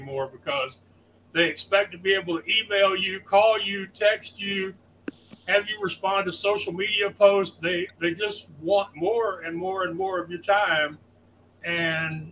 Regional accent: Texas, United States; I'm from Texas

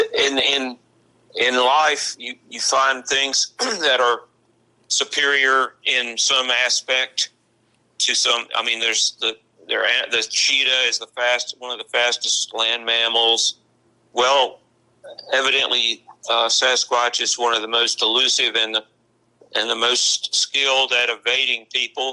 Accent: Marion, Virginia, United States; I used to tell people when I was at Tech, they'd ask me, where are you from? And they thought of Marion as the state hospital area

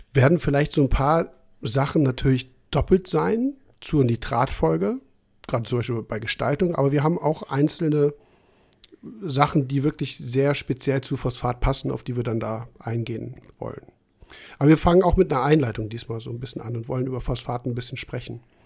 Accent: Trier, Rhineland-Palatinate, Germany; aus meiner äh, Generation und Ecke, wo ich herkomme, habe ich ja schon ein paar Mal erwähnt, Trier

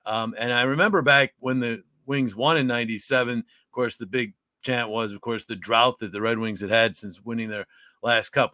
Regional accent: Utica, New York, United States; moved away as an adult; also born or lived in Syracuse; my hometown, Utica

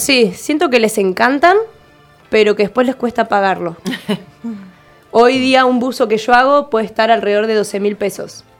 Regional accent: Ushuaia, Tierra del Fuego, Argentina; nací en Ushuaia, crecí en el barrio ecológico, pegada a una laguna

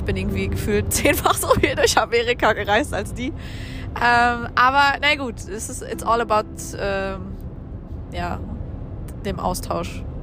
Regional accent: Germany; dass ich ja erzählt habe, ich komme aus Deutschland

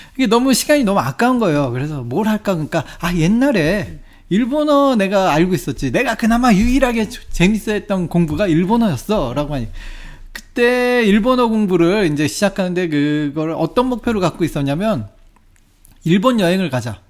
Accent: South Korea; 내가 한국 사람이잖아요

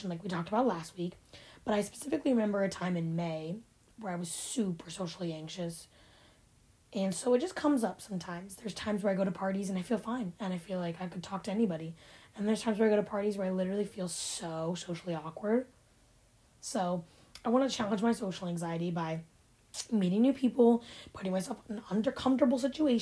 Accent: Ohio, United States; born or raised there

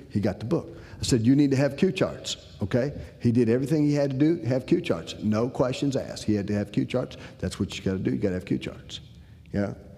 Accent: Decatur, Illinois, United States; I'm originally from Decatur, Illinois.

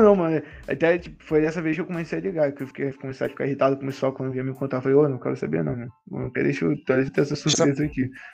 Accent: Rio de Janeiro, Brazil; eu sou carioca, mas eu conheço o Rio

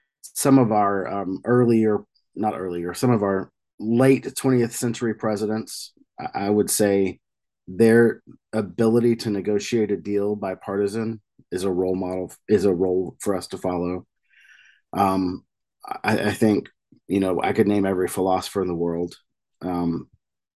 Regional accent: rural New Mexico, United States; I grew up in rural New Mexico

